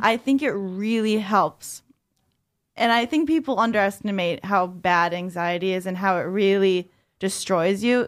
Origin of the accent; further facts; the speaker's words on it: New York, United States; I'm a New Yorker